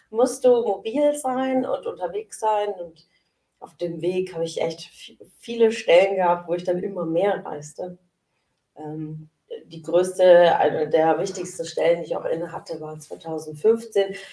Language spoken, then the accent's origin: German; Sindelfingen, Baden-Württemberg, Germany; ähm, ich bin ja gebürtig aus Sindelfingen und äh, aufgewachsen in Sindelfingen.